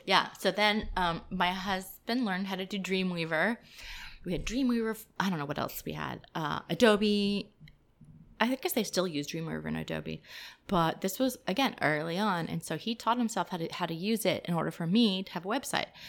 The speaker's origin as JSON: {"language": "English", "town": "Miami", "region": "Florida", "country": "United States", "tie": "born or raised there", "also_born_or_lived": "Atlanta, Georgia", "moved": "yes", "lives_now": "Raleigh, United States", "said": "I grew up in Miami, Florida. and then I moved to Atlanta, Georgia, and then I moved to Raleigh"}